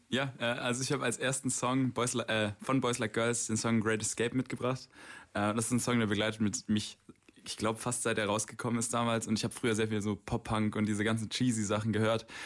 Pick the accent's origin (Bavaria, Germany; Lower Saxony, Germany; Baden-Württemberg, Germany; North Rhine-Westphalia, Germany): Baden-Württemberg, Germany; Stuttgart; Ich bin aus Stuttgart hier